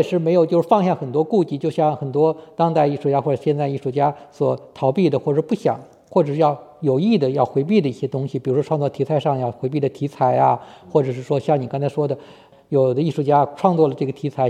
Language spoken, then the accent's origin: Chinese; China; 作为一个中国人来说，其实呢离那个差距是很远的。